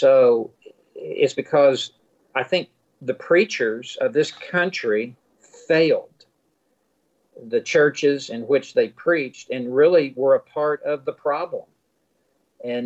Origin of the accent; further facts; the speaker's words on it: the South, United States; I grew up in the South. I was in Memphis